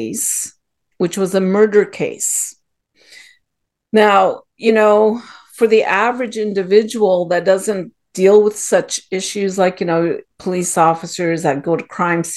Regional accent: Ottawa, Ontario, Canada; moved away as an adult; now in United States; I was born and raised in Ottawa, which is in Canada

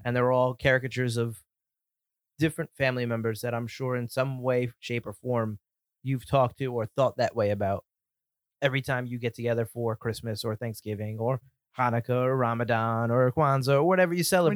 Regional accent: Connecticut, United States; we're from Connecticut

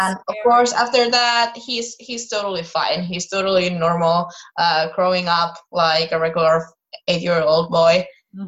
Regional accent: Finland; I was raised in Finland. I was born in Finland. I've been here my whole life

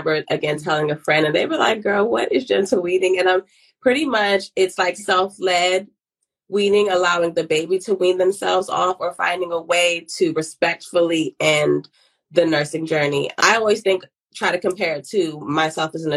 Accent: Ghana; I'm from Ghana

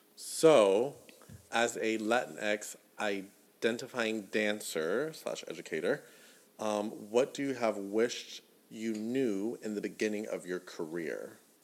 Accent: the South, United States; growing up in the South

